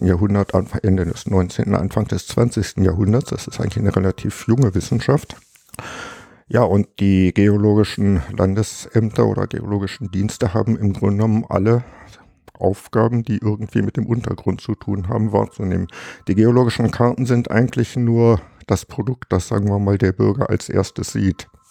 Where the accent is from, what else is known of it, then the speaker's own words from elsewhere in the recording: Harz, Germany; moved away as an adult; ich stamme aus dem Harz